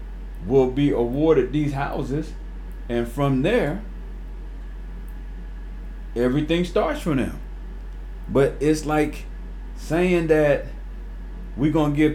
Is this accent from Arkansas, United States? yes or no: no; Winston-Salem, North Carolina, United States; growing up in Winston-Salem, North Carolina, I lived in a housing authority, city housing, called Cherry View Manor